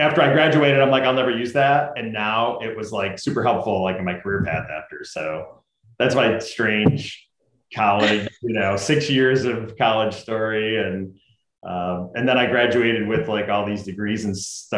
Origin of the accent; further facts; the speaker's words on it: Utica, New York, United States; I grew up in Utica, New York, like right in the middle of New York State